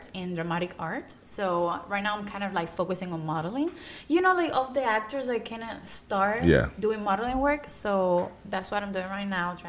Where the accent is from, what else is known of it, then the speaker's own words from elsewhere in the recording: Cuba; now in United States; I was born and raised in Cuba